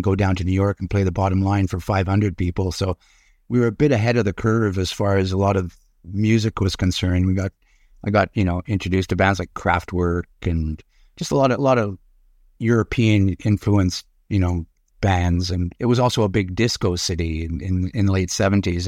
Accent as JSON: {"language": "English", "town": "Montreal", "region": "Quebec", "country": "Canada", "tie": "born or raised there", "also_born_or_lived": "Urbana, Illinois, United States", "said": "we moved to Montreal. I was three years old. and, uh, grew up there"}